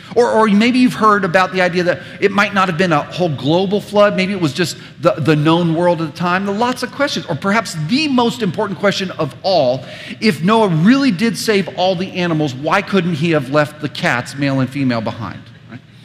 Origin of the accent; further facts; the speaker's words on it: United States; us as suburban American Christians